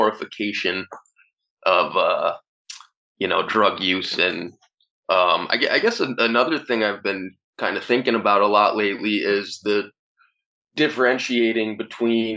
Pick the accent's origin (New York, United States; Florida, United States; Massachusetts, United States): Massachusetts, United States; Easthampton; also born or lived in Northampton, Massachusetts / Holyoke, Massachusetts; the town I grew up in, East Hampton